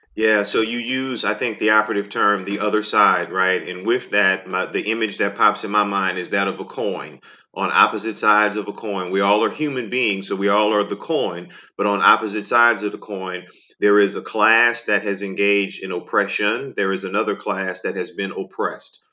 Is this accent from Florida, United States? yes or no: no; New Orleans, Louisiana, United States; I grew up in New Orleans